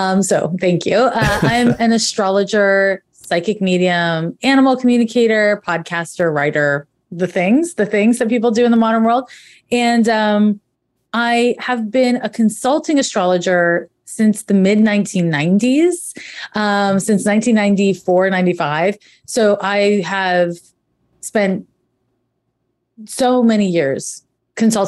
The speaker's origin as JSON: {"language": "English", "town": "Montreal", "region": "Quebec", "country": "Canada", "tie": "born or raised there", "moved": "as an adult", "said": "I'm originally from Montreal, Quebec, and we have a different school system there."}